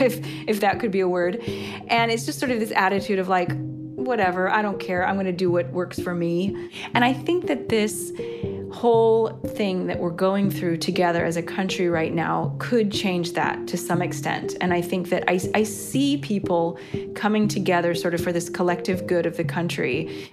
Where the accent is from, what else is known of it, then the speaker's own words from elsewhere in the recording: United States; moved away as an adult; now in Rome, Italy; I'm an American citizen living in Rome, Italy for the past 15 years.